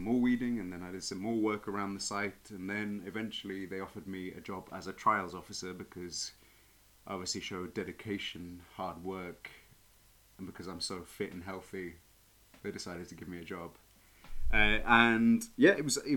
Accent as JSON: {"language": "English", "town": "East Molesey", "region": "South East England", "country": "United Kingdom", "moved": "as an adult", "lives_now": "Madrid, Spain", "said": "I'm from Surrey originally."}